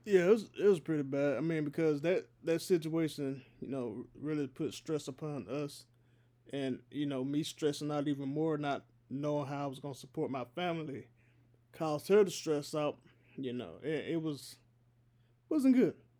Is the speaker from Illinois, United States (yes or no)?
no; Georgia, United States; I am here in my home state of Georgia, not too far away from Atlanta, not too far away from my people